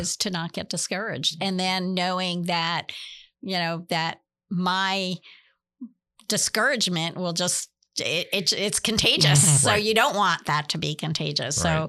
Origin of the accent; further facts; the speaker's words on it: Florida, United States; we're from Florida. Right. It's like this every day.